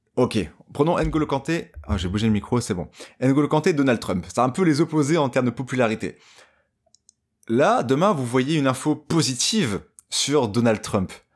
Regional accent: Dunkirk, Hauts-de-France, France; je viens de Dunkerque.

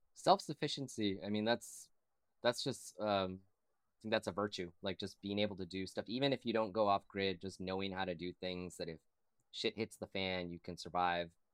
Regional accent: San Antonio, Texas, United States; moved away as an adult; now in Austin, United States; when I was growing up in San Antonio

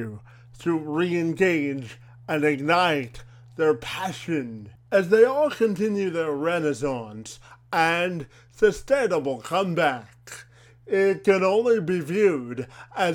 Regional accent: Windsor, Ontario, Canada; I'm originally from Windsor

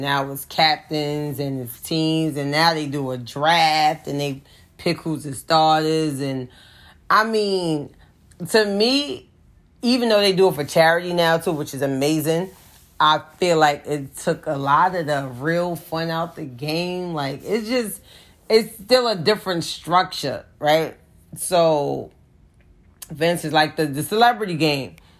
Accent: New York, United States; I'm from New York

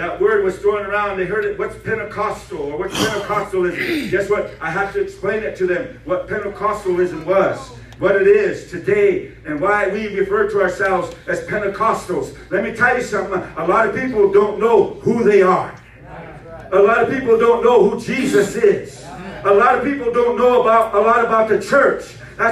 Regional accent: Rosebud Reservation, South Dakota, United States; My home is out there on the Rosebud Reservation. That's where I was born and raised.

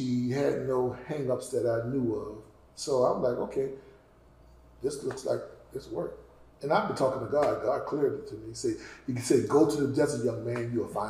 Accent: the South, United States; I grew up in the South

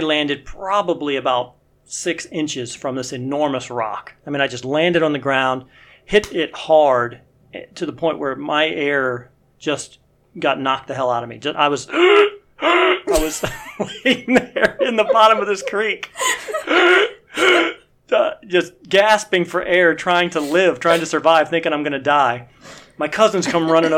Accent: Cleveland, Ohio, United States; also born or lived in Columbus, Ohio; I grew up in Cleveland, Ohio

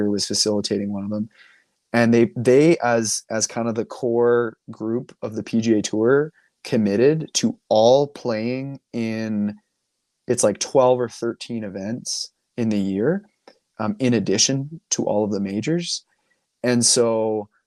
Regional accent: Canada; I'm Canadian

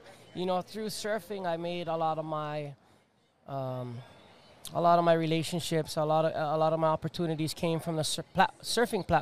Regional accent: Hawaii, United States; I'm just a Hawaiian Jewish boy.

